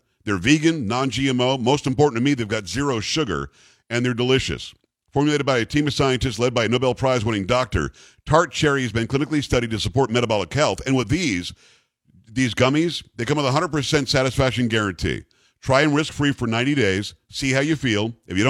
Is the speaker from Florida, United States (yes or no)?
yes; South Florida, United States; moved away; I grew up in South Florida.